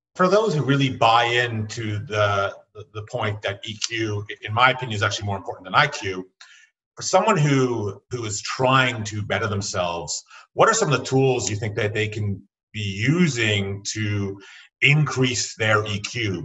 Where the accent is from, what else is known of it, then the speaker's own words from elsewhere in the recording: Canada; As a Canadian